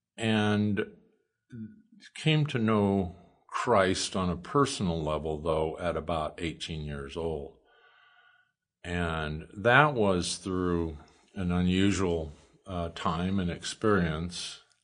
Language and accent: English; Oakland, Nebraska, United States; also born or lived in Lincoln, Nebraska; grew up until I was twelve in, uh, Oakland, Nebraska, and then parents moved to Lincoln. My mom was a teacher, my dad was, uh, a carpenter, and I grew up in Lincoln